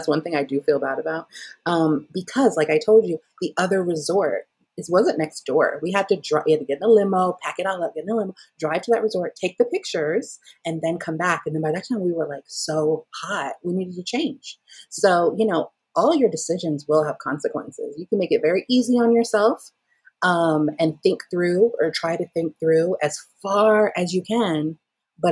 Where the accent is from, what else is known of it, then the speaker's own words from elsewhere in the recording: Atlanta, Georgia, United States; also born or lived in Jamaica; we're from Atlanta. It's hot here